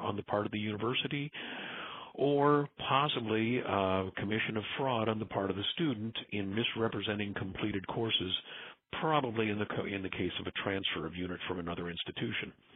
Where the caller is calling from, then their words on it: Southern California, United States; I'm calling from Southern California.